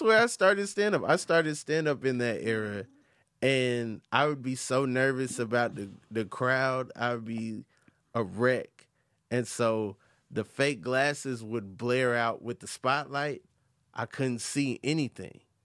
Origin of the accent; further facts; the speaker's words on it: the South, United States; I'm from the South